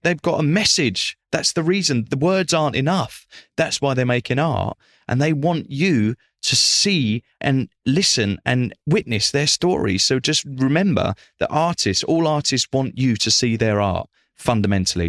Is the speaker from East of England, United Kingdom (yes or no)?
yes; Essex, East of England, United Kingdom; I come from Essex working class family